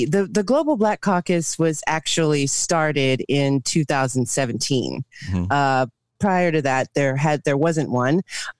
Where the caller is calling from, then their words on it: Ingelheim, Rhineland-Palatinate, Germany; I'm joining you from Ingelheim, Germany.